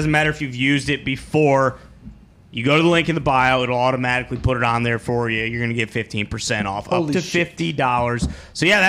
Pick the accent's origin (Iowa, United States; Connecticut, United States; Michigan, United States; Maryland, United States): Iowa, United States; moved away; I'm from Iowa.